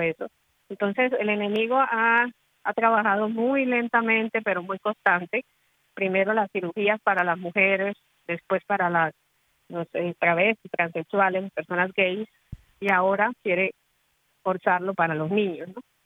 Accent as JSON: {"language": "Spanish", "country": "Colombia", "said": "soy de Colombia"}